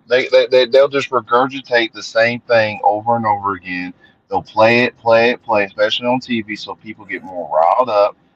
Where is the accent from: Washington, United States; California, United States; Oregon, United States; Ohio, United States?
Ohio, United States; Columbus; I was born in Columbus, Ohio, in March 12th of 1980